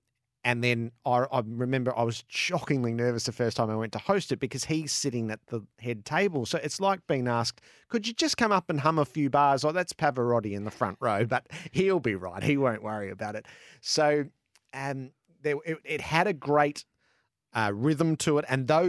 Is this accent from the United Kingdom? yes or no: no; Australia; born or raised there